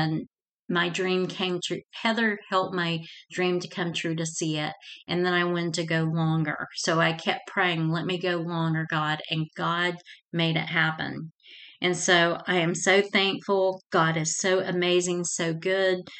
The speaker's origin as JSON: {"language": "English", "region": "Georgia", "country": "United States", "tie": "born or raised there", "moved": "yes", "lives_now": "Kansas City, United States", "said": "I grew up in Georgia"}